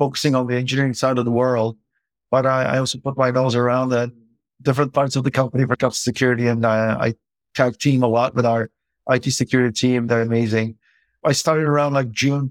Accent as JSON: {"language": "English", "country": "Turkey", "tie": "born or raised there", "moved": "yes", "said": "I grew up in Turkey, which is a developing country"}